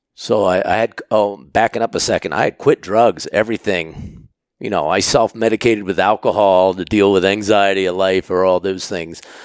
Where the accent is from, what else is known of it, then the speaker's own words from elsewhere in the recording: Pennsylvania, United States; moved away as an adult; also born or lived in Maine; I was born and raised in Pennsylvania